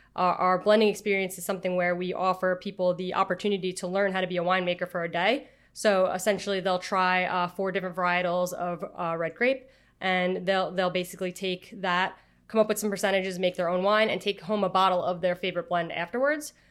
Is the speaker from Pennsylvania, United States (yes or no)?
no; Long Island, New York, United States; somebody who is born and raised on Long Island